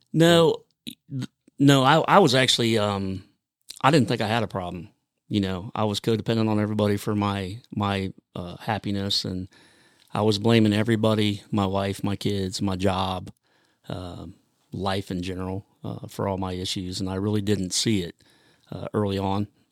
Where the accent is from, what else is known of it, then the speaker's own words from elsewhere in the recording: Grove City, Ohio, United States; I grew up in Grove City, Ohio